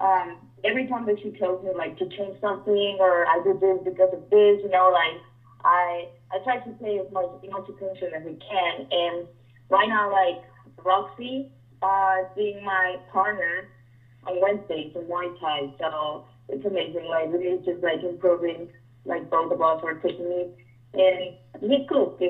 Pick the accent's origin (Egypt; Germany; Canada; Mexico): Mexico; moved away as an adult; now in Las Vegas, United States; I'm from Mexico